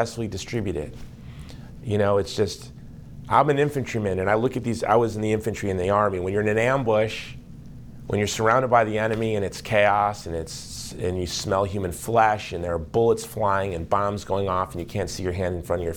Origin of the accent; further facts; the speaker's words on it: United States; I am an American lay Catholic in the United States